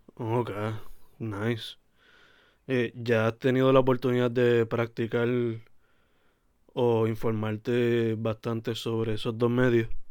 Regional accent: Sabana Grande, Puerto Rico; Yo soy de Sabana Grande

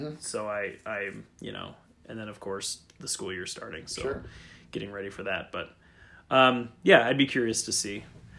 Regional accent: Cleveland, Ohio, United States; I am from Cleveland

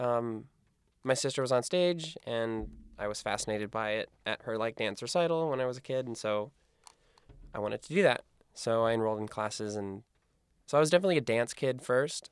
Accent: Iowa, United States; moved away as an adult; also born or lived in San Diego; now in New York, United States; I grew up in Iowa

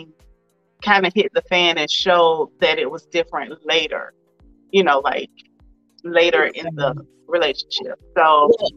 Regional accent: Swainsboro, Georgia, United States; moved away as an adult; now in Conyers, United States; we're from the same hometown. We grew up not far from each other. So again, like I mentioned, I'm from Swainsboro, Georgia, very small town.

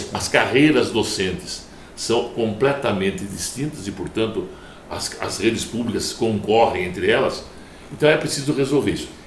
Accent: São Paulo, Brazil; eu penso como brasileiro, mas penso como paulista

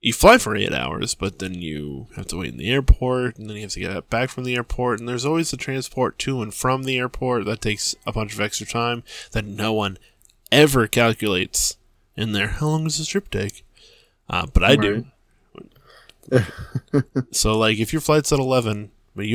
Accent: Massachusetts, United States; we're from Massachusetts

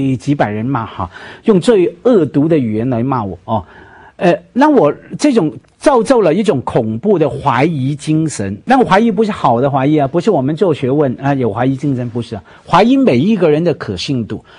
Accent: Hong Kong; 因为因为我是香港人身份哈，当然两位都是香港人，我那个是三代香港人这样，而且大家认定我是香港人身份，

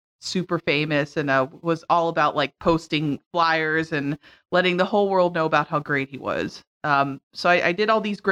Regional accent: Louisville, Kentucky, United States; moved away; I'm from Louisville, Kentucky

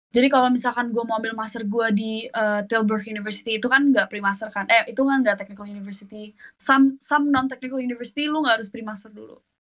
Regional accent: Indonesia; now in Netherlands; gue orang Indo

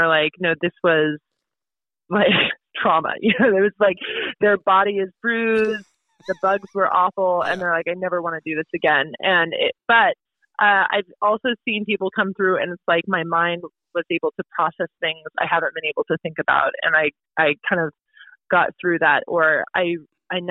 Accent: Portland, Oregon, United States; moved away as an adult; now in New Hampshire, United States; Out in Oregon, I grew up in Portland

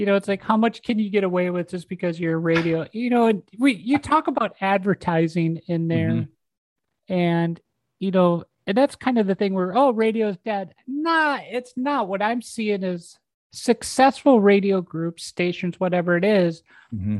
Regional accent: Minnesota, United States; moved away as an adult; also born or lived in Oshkosh, Wisconsin; even though I grew up in Minnesota, I just don't say pop anymore. Once I moved to Wisconsin

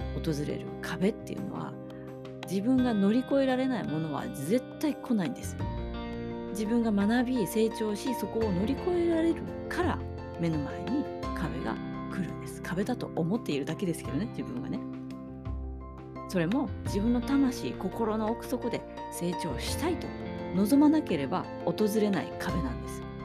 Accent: Hokkaido, Japan; 私も北海道出身です

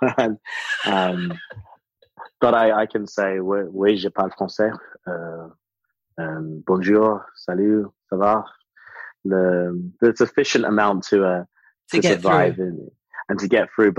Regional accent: England, United Kingdom; moved away as an adult; also born or lived in Porto, Portugal / North London; now in Geneva, Switzerland; I was living in England, born in England, raised in England, with Jamaican citizenship and Jamaican parents, Swiss permanent residency here.

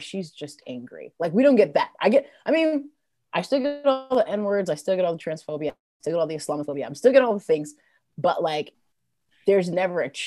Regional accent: New York, United States; now in Durham, United States; I grew up in New York, and I will tell you, the racism is ever present.

